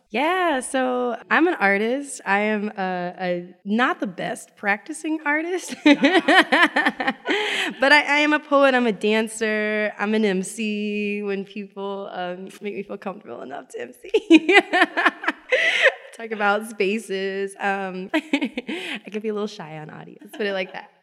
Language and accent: English; Richmond, Virginia, United States; also born or lived in Chesterfield County; I'm also from Richmond, right? By way of Chesterfield County